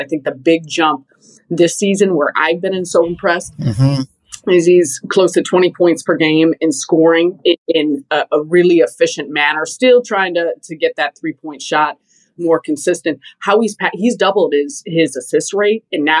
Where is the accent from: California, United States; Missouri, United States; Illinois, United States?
Illinois, United States; Chicago; My hometown of Chicago